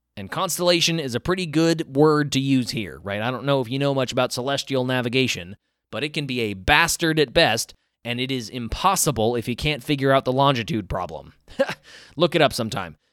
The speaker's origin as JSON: {"language": "English", "region": "American South", "country": "United States", "tie": "born or raised there", "said": "I grew up in the American South"}